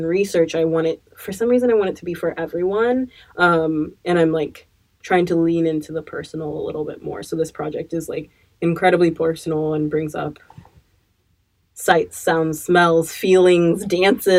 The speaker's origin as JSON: {"language": "English", "town": "Eugene", "region": "Oregon", "country": "United States", "tie": "born or raised there", "lives_now": "Portland, United States", "said": "I grew up in Eugene, Oregon"}